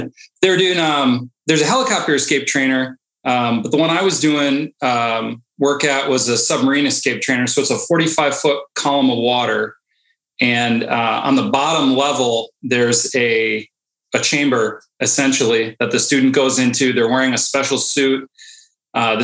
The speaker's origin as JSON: {"language": "English", "region": "Illinois", "country": "United States", "also_born_or_lived": "Upper Peninsula of Michigan / Washington State / Groton, Connecticut", "moved": "as an adult", "said": "I'm from Illinois"}